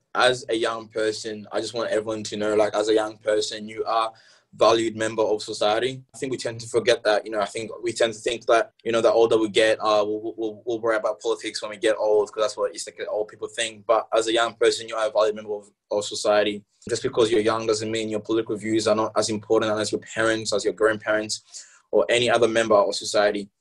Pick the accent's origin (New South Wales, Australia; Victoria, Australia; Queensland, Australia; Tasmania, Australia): Victoria, Australia; Hobsons Bay; English is a second language; also born or lived in Democratic Republic of the Congo / Malawi; Hobson's Bay basically raised me for well, until until where I am now